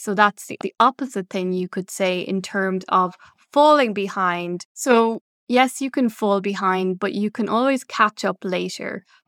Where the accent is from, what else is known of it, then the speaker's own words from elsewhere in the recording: Ireland; moved away as an adult; now in Belgium; originally from Ireland